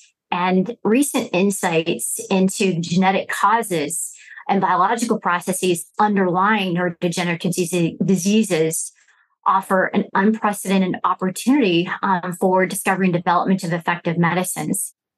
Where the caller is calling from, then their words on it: South San Francisco, California, United States; And I am joining from our office in South San Francisco, California.